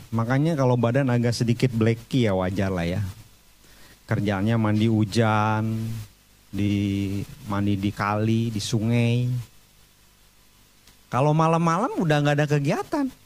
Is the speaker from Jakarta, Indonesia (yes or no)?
no; Bandung, West Java, Indonesia; saya umur 4 tahun baru pindah ke Bandung. Saya besar di Bandung.